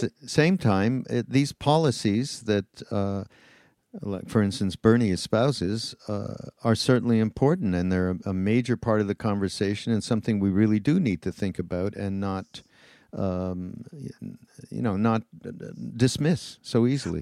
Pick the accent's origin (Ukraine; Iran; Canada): Canada; now in United States; I'm from Canada